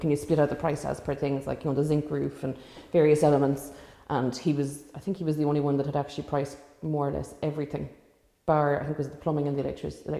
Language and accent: English; Ireland; I'm from Glynn, I grew up here, I went to school here